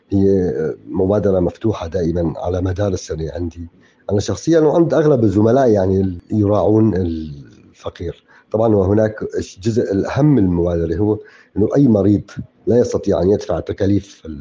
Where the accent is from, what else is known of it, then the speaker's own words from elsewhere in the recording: Syria; بظروف الأزمة اللي تعيشها بلدنا سوريا بكامل أراضيها وبظروف الحصار الاقتصادي المفروض علينا من كل الجهات